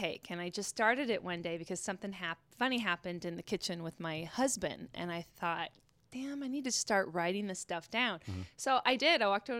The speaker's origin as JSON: {"language": "English", "town": "Port Angeles", "region": "Washington", "country": "United States", "tie": "born or raised there", "moved": "yes", "said": "I am from Port Angeles, Washington."}